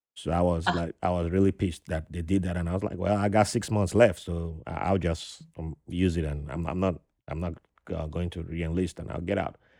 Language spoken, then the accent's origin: English; Nigeria; I'm from the Riverine tribe in Nigeria